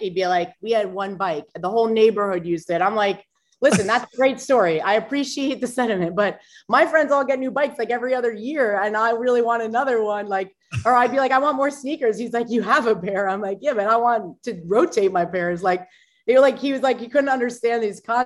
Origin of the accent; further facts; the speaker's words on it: Long Island, New York, United States; I was born on Long Island